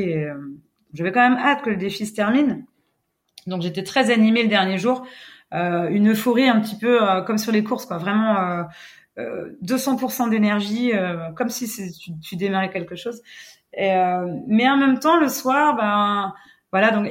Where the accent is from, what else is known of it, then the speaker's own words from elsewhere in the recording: Brittany, France; notre côte voilà, on est chauvin, on est breton